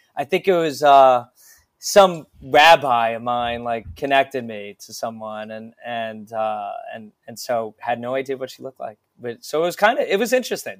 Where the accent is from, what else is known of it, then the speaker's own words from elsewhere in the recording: Voorhees, New Jersey, United States; now in New York, United States; I grew up near Philadelphia